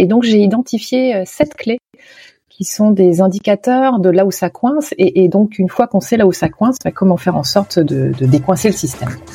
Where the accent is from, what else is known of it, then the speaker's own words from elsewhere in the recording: Nantes, Pays de la Loire, France; moved away as an adult; also born or lived in Canada; now in Nantes, France; depuis mon retour en France dans ma ville natale à Nantes il y a cinq ans